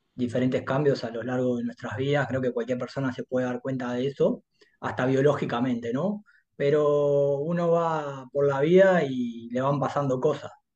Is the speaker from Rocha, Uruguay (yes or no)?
no; Montevideo, Uruguay; also born or lived in Durazno, Uruguay; soy de acá, de Montevideo. Si bien mi infancia la, digamos, la viví hasta los seis años en Durazno, soy acá.